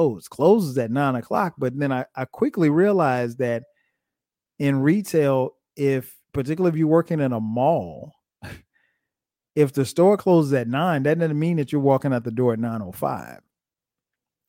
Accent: Florence, United States; moved away as an adult; now in Atlanta, United States; My answer to where I'm from will always be Florence.

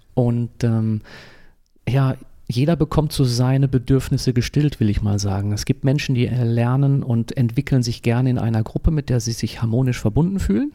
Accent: Dortmund, North Rhine-Westphalia, Germany; also born or lived in Munich / Ravensburg / Fuerteventura; now in Eckernförde, Germany; ich bin gebürtiger Dortmunder. Ja, das äh, ist bin im Ruhrgebiet aufgewachsen

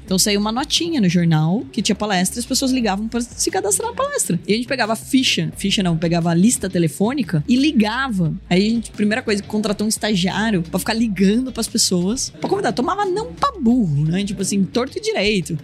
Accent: Porto Feliz, São Paulo, Brazil; Sou de Porto Feliz

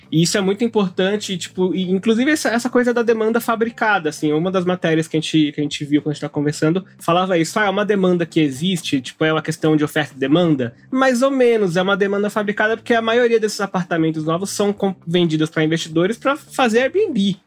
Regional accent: São Paulo, Brazil; Eu cresci na Zona Oeste, na Pompeia, Perdizes, Lapa, aquele miolo

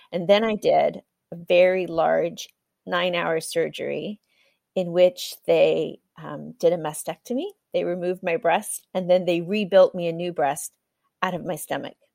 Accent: Kenya; also born or lived in United States; now in Europe; My parents were missionaries in Africa, so I was born and raised in Kenya. And then I spent some time studying in the US, working, worked in Africa for a little while, and then I've been in Europe working for the last 12 years.

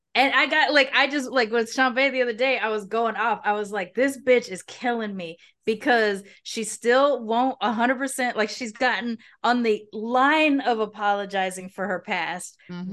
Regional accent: Long Beach, California, United States; moved away as an adult; now in Merida, Mexico; I grew up in Long Beach

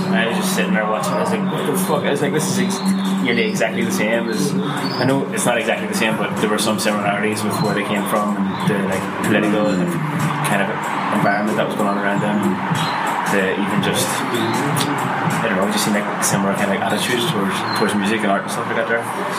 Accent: Belfast, Northern Ireland, United Kingdom; now in Cork, Ireland; So I live in Cork, but we're up from Belfast.

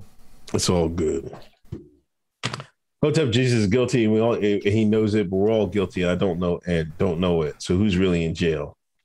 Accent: Exton, Pennsylvania, United States; How can I be the Fed? I told you I'm from Exton, Pennsylvania, man.

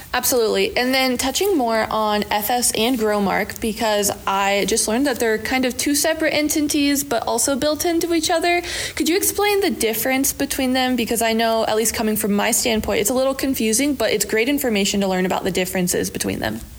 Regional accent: Southwest Iowa, United States; growing up in Southwest Iowa

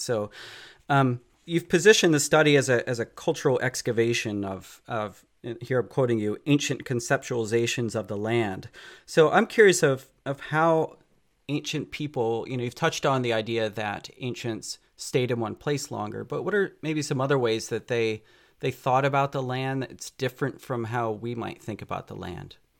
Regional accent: near Philadelphia, Pennsylvania, United States; I grew up on the East Coast near Philadelphia

